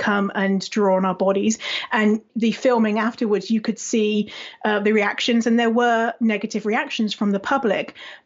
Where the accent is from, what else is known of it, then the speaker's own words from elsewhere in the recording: United Kingdom; moved away as an adult; now in Canada; I'm British, but I live in Canada normally